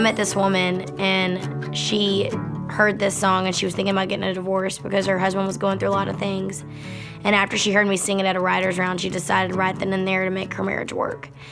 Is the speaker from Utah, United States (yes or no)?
no; Baytown, Texas, United States; I grew up in Baytown, Texas, which is outside of Houston